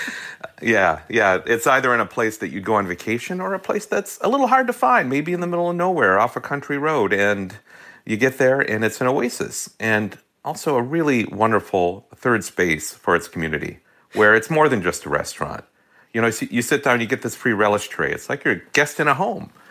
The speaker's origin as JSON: {"language": "English", "town": "Hastings", "region": "Minnesota", "country": "United States", "tie": "born or raised there", "said": "as a kid growing up in Minnesota"}